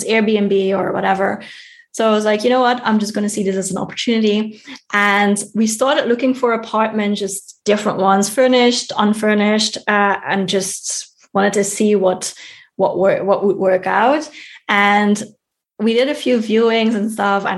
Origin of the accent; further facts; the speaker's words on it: Netherlands; moved away as an adult; now in Germany; here in Germany, which is not my home country, and my home country of the Netherlands